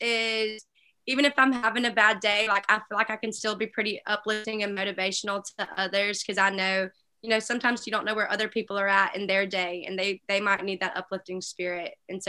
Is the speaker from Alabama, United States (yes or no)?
yes; Alabama, United States; Growing up in Alabama, never really considered Ole Miss, I don't think.